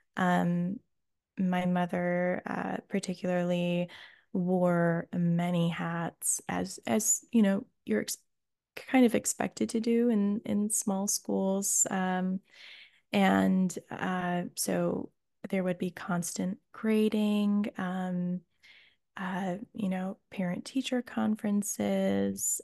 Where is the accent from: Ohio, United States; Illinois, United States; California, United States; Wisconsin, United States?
Ohio, United States; Oberlin; moved away as an adult; also born or lived in England; getting into the college in my hometown